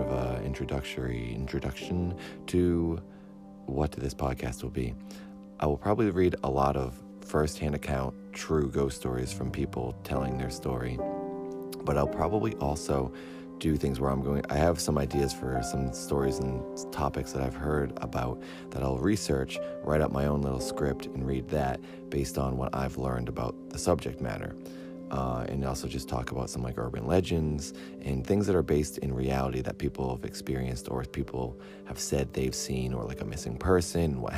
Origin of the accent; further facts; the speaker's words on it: Cape Cod, Massachusetts, United States; moved away; Since I'm from Massachusetts, and in particular Cape Cod, which is if you look at Massachusetts, it's the flexing arm part of the state. That is Cape Cod, and that's where I grew up